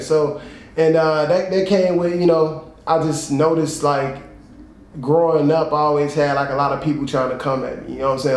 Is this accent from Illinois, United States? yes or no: yes; Chicago, Illinois, United States; I'm from Chicago, Illinois, South Side, man. Born and raised